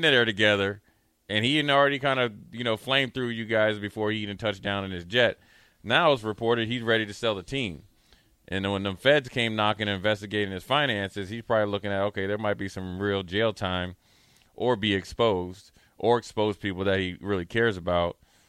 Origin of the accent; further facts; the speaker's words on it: Frederick, Maryland, United States; So I'm from Frederick, Maryland. All my family's there